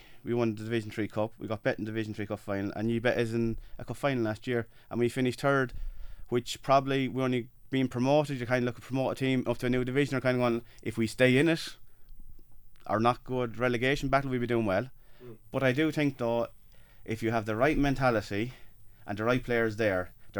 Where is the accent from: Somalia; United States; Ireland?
Ireland; Freshford, Leinster; from Freshford.